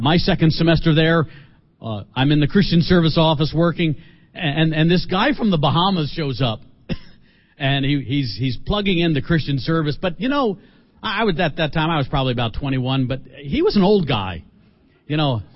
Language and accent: English; Philadelphia, Pennsylvania, United States; I'm from Philadelphia